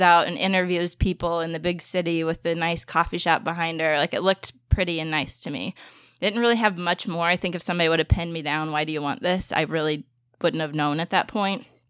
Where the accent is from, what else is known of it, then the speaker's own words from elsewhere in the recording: St. Louis, Missouri, United States; also born or lived in Springfield, Missouri; my hometown